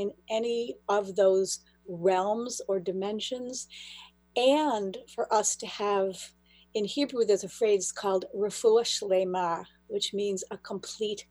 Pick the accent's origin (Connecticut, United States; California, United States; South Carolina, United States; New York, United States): New York, United States; Buffalo; moved away as an adult; also born or lived in Israel; now in Boston area, United States; I'm from Buffalo, New York originally, and then I lived in Israel for 5 years. And when I came back, I moved to the Boston area